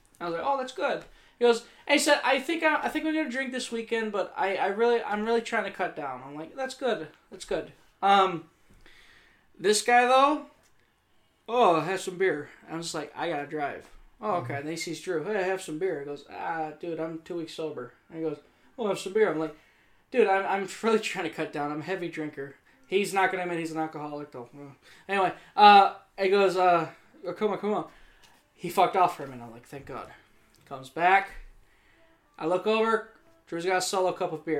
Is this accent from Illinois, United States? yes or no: yes; Rockford, Illinois, United States; I'm from Rockford.